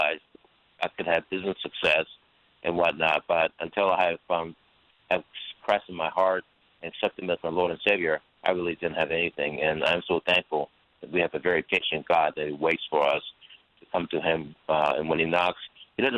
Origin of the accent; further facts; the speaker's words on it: Anchorage, Alaska, United States; also born or lived in South Korea; I grew up in Anchorage, Alaska